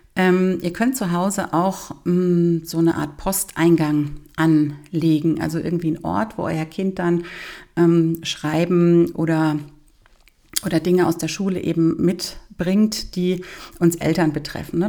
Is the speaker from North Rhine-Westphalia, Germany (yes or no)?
no; Bavaria, Germany; bei uns in Bayern